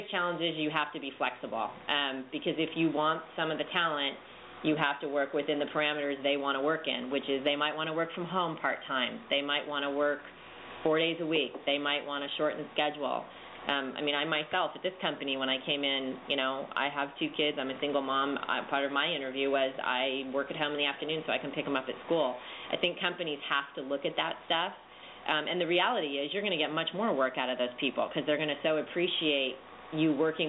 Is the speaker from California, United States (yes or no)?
yes; California, United States; Now, we're from California, so we probably have a slightly slanted view.